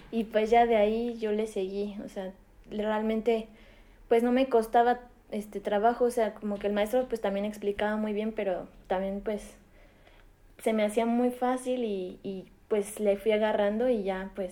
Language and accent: Spanish; Mexico City, Mexico; yo nací en la Ciudad de México